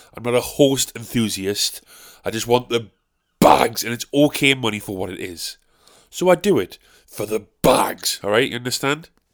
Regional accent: South Shields, North East England, United Kingdom; I'm from South Shields. I live around the area of Westall

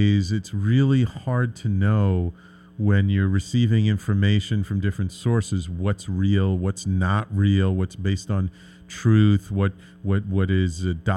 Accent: New York City, New York, United States; I grew up in the Bronx. I've lived in the city my entire life

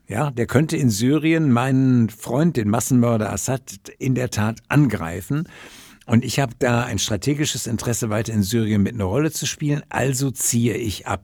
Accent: Ruhr area, North Rhine-Westphalia, Germany; aus meiner Heimat Ruhrgebiet

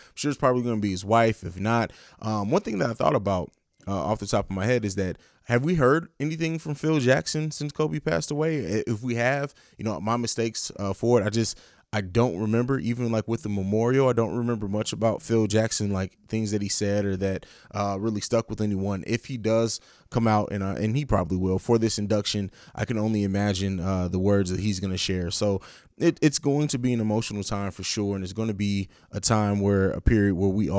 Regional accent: Italy; also born or lived in Germany; it's not really my hometown because I grew up in Italy and Germany

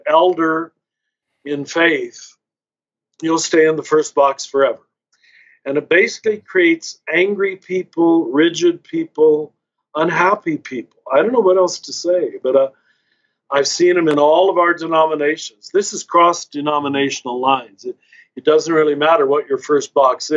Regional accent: Kansas, United States; I was raised conservative Catholic in Kansas

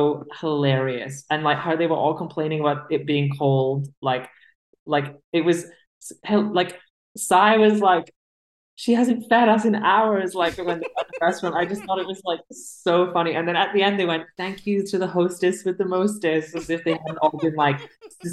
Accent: United Kingdom; As a British person

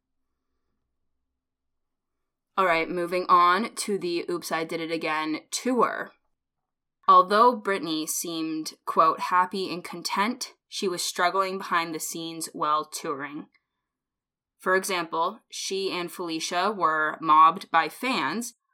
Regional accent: Canada; We're Canadian.

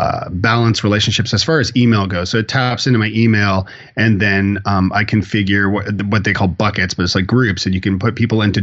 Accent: Toronto, Ontario, Canada; moved away as an adult; also born or lived in Ireland; now in Nashville, United States; I am born and bred in Toronto, Canada. I moved to Ireland to find myself and my Irish roots and all that good stuff, being a …, and met my wife there.

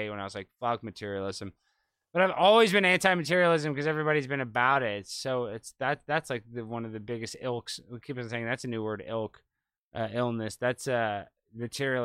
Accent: Highland Park, United States; I grew up in Highland Park with all these super rich kids

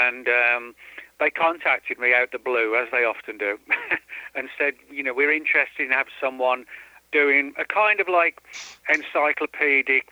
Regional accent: about 10 miles from Birmingham, West Midlands, United Kingdom; moved away as an adult; I was born and bred in the Midlands

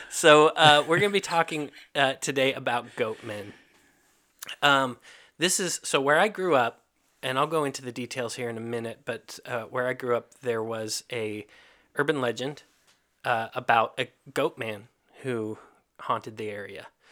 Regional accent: Kentucky, United States; moved away; also born or lived in Hungary; I grew up in Kentucky

